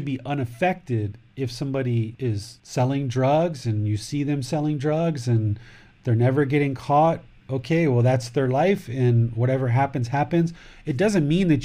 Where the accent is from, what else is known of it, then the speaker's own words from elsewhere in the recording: United States; now in Thailand; I'm American, male, 46 years old, with a wife, with a son, who lives in Thailand